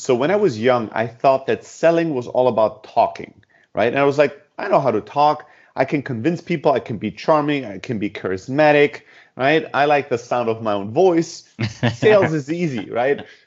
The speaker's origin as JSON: {"language": "English", "region": "Southern Germany", "country": "Germany", "tie": "born or raised there", "also_born_or_lived": "Greece", "moved": "yes", "said": "originally from Greece, uh, born and raised in Germany and the south of Germany"}